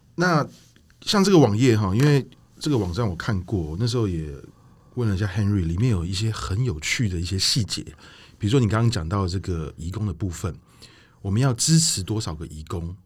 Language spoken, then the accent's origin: Chinese; Taiwan; 因为我们台湾人来讲